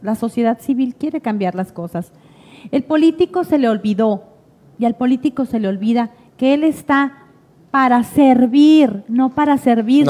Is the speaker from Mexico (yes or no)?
yes; Santa Ana, Sonora, Mexico; soy orgullosamente santanense, soy orgullosamente sonorense